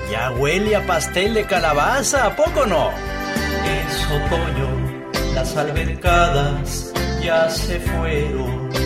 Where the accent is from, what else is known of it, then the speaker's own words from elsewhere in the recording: Sonora, Mexico; Yo que soy de Sonora, no he tenido el gusto de estar por allá